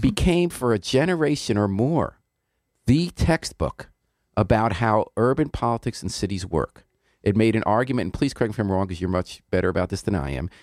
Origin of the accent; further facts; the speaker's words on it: Westchester, New York, United States; I grew up in Westchester.